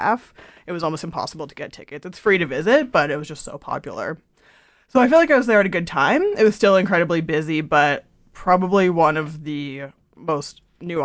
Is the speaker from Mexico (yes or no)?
no; Canada; now in United Kingdom; me being from Canada and living in the U.K.